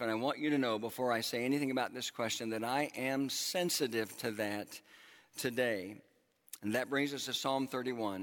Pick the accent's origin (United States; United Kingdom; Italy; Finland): United States; Oklahoma; moved away; my home uh, where I grew up in Oklahoma